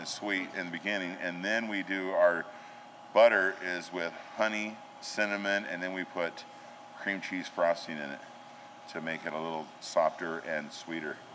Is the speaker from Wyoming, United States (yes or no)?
yes; Gillette, Wyoming, United States; now in Spearfish, United States; I grew up in Wyoming. I'm a Wyoming boy